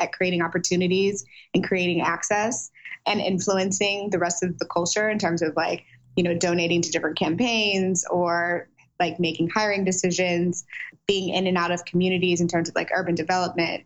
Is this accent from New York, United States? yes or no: no; St. Louis, Missouri, United States; also born or lived in Silicon Valley, California; now in Los Angeles, United States; I'm from St. Louis, Missouri, Midwest for life. Although I do currently live in Los Angeles